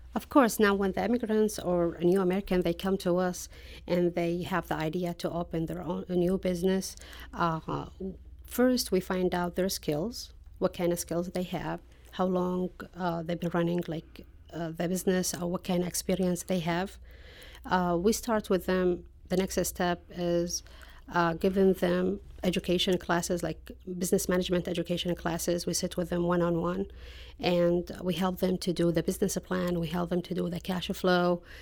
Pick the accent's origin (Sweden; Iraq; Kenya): Iraq; now in St. Louis, United States; I'm originally from Iraq, and, uh, I came to Saint Louis, like, about twenty-one years ago